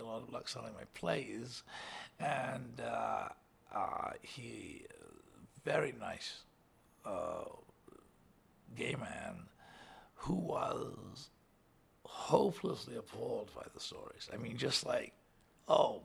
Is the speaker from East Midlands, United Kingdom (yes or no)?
no; Liverpool, North West England, United Kingdom; I was a kid from Liverpool, you know. My dad worked on the docks